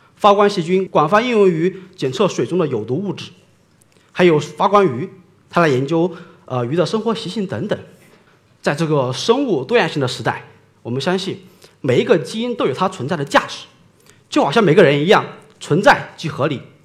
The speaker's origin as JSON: {"language": "Chinese", "town": "Honghu", "region": "Hubei", "country": "China", "tie": "born or raised there", "said": "我出生在美丽的湖北湖北岸边"}